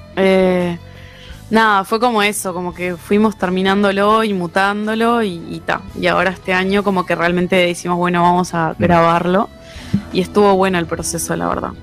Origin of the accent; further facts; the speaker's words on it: Maldonado, Uruguay; yo que soy de Maldonado, o sea, viajo de Maldonado a Montevideo